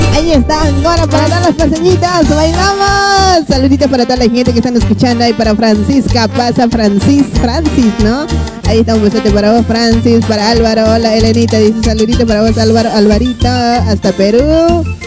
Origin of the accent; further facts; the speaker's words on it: La Paz, Bolivia; now in Argentina; Yo también soy de La Paz, pero yo soy de provincia